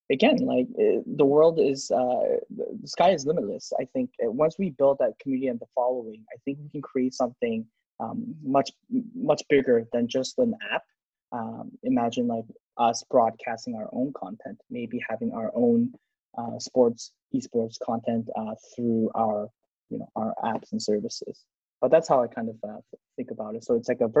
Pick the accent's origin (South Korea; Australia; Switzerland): South Korea; I'm from Korea